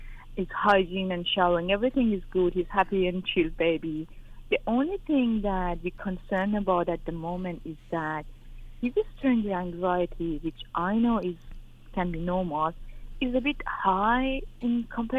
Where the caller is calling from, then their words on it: Australia; I'm calling from Australia. I'm 37 myself